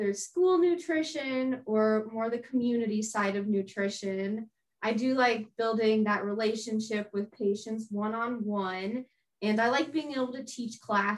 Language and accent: English; Denver, Colorado, United States; moved away as an adult; now in Illinois, United States; I am originally from Denver, Colorado, but I am here in Illinois studying at Illinois State University